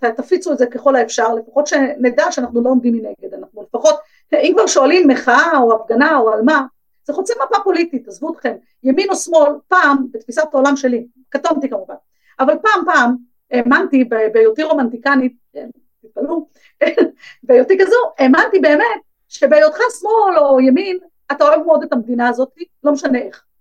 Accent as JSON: {"language": "Hebrew", "town": "Bnei Brak", "region": "Tel Aviv District", "country": "Israel", "tie": "born or raised there", "said": "גדלתי בבני ברק"}